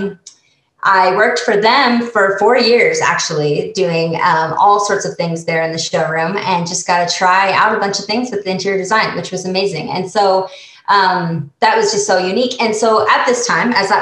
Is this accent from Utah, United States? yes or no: yes; Salt Lake City, Utah, United States; moved away as an adult; also born or lived in Bozeman, Montana; now in Utah, United States; I grew up in Salt Lake City, Utah, went to school at the University of Utah